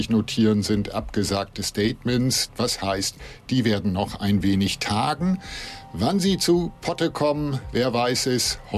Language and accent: German; Berlin, Germany; born or raised there